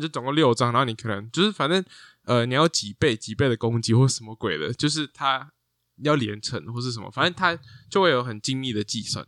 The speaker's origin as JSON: {"language": "Chinese", "country": "Taiwan", "tie": "born or raised there", "also_born_or_lived": "abroad (unspecified)", "said": "因为我小时候在国外就玩过。嗯哼。然后后来再回来台湾"}